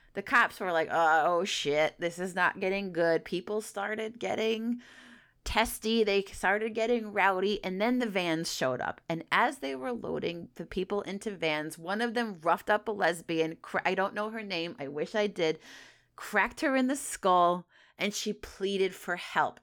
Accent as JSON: {"language": "English", "region": "upstate New York", "country": "United States", "tie": "born or raised there", "accent": "New York City", "moved": "yes", "said": "I am from New York, and I grew it up grew up upstate New York, and then I moved to be a funeral director to New York City."}